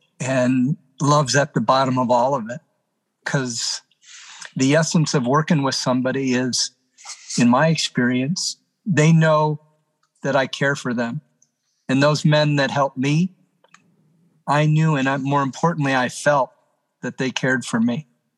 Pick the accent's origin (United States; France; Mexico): United States; Detroit, Michigan; growing up in Detroit